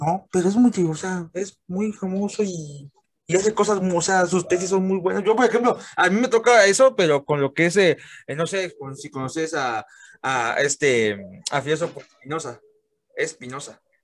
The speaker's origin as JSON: {"language": "Spanish", "country": "Mexico", "said": "aquí en mi país"}